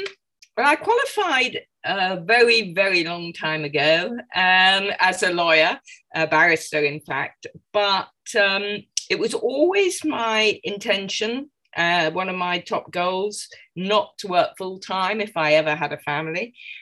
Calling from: London, United Kingdom; I'm calling from London, England, as you can probably tell by my accent.

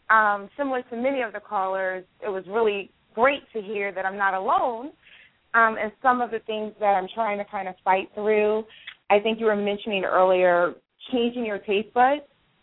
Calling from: Baltimore, Maryland, United States; I'm calling from the Baltimore, Maryland area.

